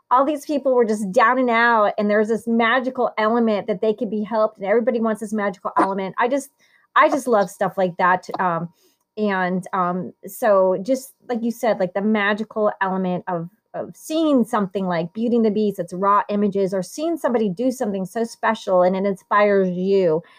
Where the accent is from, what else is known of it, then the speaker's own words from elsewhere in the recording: Italy; born there; and I was born in Italy